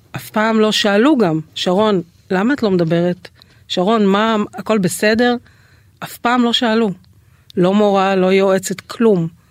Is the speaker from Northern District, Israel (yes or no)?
no; the Krayot, Haifa District, Israel; אז אני גדלתי בבית של אה, שני הורים מורים, אקדמאים, אה, אימא סגנית מנהלת בית ספר, אה. מאוד מוערכת, מאוד מצליחה. אבא שלי תואר שני בחינוך, היה גם מועמד למועצת העיר, גרנו בקריות